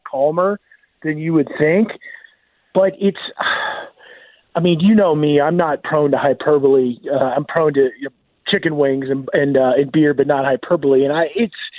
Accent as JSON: {"language": "English", "region": "Iowa", "country": "United States", "tie": "born or raised there", "moved": "yes"}